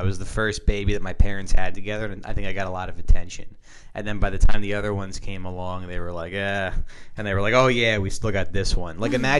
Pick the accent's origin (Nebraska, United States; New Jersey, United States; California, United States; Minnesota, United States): New Jersey, United States; I'm from Jersey.